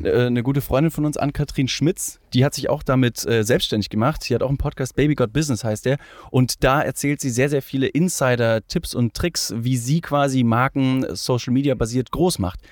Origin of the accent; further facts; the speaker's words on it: Ingolstadt, Bavaria, Germany; Äh, ich komme aus Ingolstadt